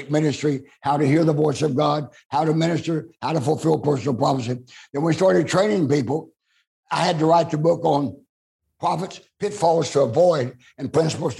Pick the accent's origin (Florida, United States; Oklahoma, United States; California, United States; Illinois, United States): Oklahoma, United States; moved away; also born or lived in Amarillo, Texas; I'm born and raised in Oklahoma